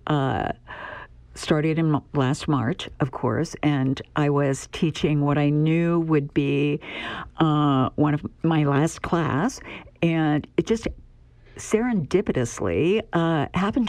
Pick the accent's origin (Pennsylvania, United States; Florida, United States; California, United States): Pennsylvania, United States; also born or lived in Southwest Virginia; now in Nebraska, United States; I'm originally from Pennsylvania and before I moved to Nebraska, I lived in Southwest Virginia